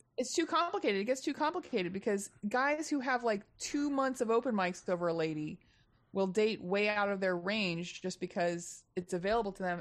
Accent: Texas, United States; now in Los Angeles, United States; I'm from Texas originally

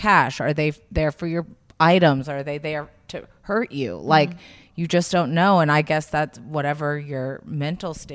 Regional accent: South Carolina, United States; moved away; I grew up in South Carolina

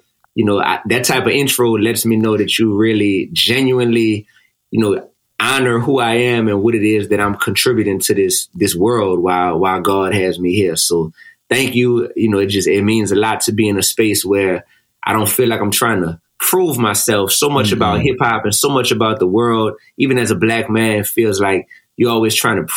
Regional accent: New Orleans, Louisiana, United States; growing up in New Orleans

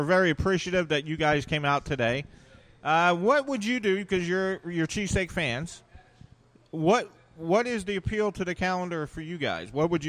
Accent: Collingswood, New Jersey, United States; I'm from Collingswood.

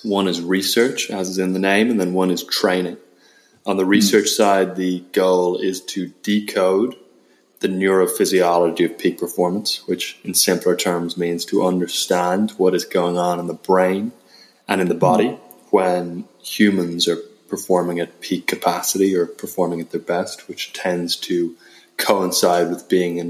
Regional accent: Ireland; accent: Irish; now in United States; Yeah, apparently my Irish accent's gotten a little bit diluted, which I'm not delighted to hear about.

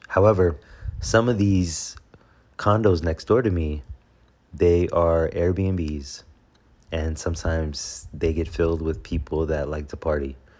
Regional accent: Houston, Texas, United States; I'm from Houston

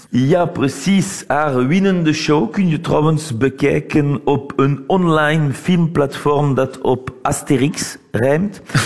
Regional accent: Belgium; now in Paris, France; Wij als Belgen

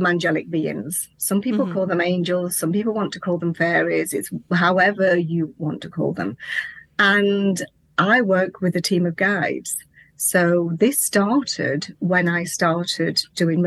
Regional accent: England, United Kingdom; also born or lived in Lincolnshire; I'm from England, and I live in a place called Lincolnshire, in a little tiny rural village.

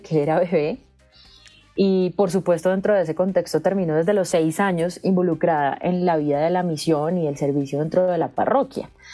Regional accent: Bogotá, Colombia; yo nací en la ciudad de Bogotá, desde la cual los saludo. Soy súper, súper bogotana, de familia bogotana

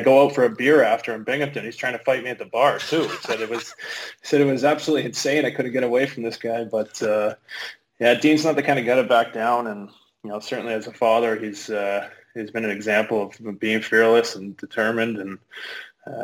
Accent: Oakville, Ontario, Canada; moved away as an adult; also born or lived in Etobicoke, Toronto / Germany; I grew up in Oakville my whole life

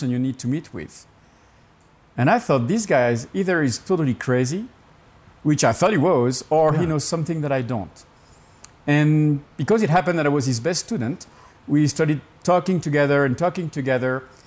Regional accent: Burgundy, Bourgogne-Franche-Comté, France; English is a second language; moved away as an adult; also born or lived in Alsace / Laos; now in United States; I was born in France, in Burgundy

